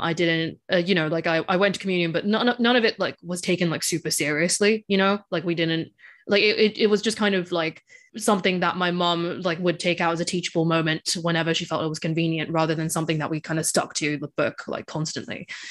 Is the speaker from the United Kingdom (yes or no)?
no; Hong Kong; I grew up in Hong Kong